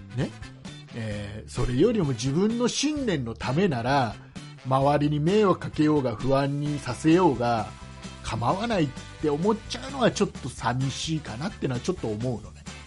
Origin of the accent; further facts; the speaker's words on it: Kisarazu, Chiba, Japan; 千葉県の木更津僕の地元の、木更津に